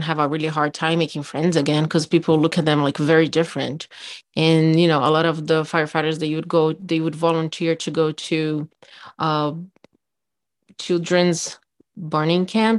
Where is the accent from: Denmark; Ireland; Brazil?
Brazil; English is a second language; moved away as an adult; also born or lived in Miami; now in United States; I'm from Brazil